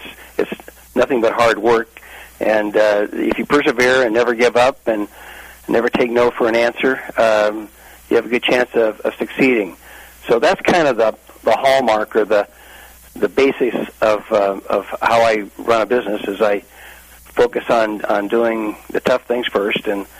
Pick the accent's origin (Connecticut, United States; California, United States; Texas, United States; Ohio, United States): California, United States; Imperial Valley, Southern; I grew up in Southern California down the Imperial Valley